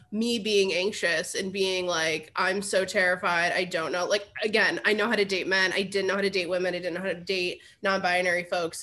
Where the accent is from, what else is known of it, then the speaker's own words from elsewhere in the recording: Cleveland, Ohio, United States; I grew up in the Cleveland area